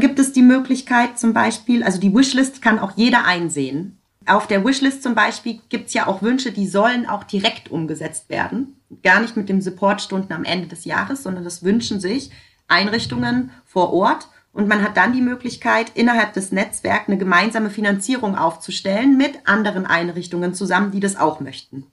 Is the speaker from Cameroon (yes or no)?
no; Germany; bei uns in Deutschland